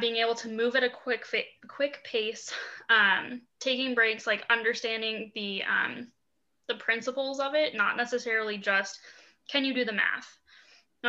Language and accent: English; Boulder, Colorado, United States; I grew up in Boulder, actually. So that's my hometown